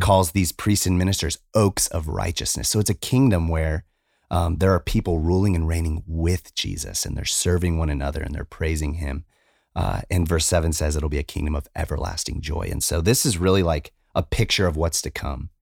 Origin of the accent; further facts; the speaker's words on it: Arizona, United States; moved away; I come from Arizona